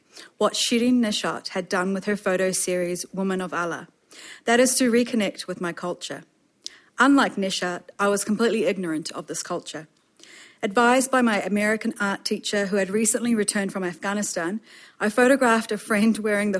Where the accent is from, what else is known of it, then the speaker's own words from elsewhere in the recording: Auckland, New Zealand; growing up in Auckland as an Iranian child. Slash immigrant slash so many words.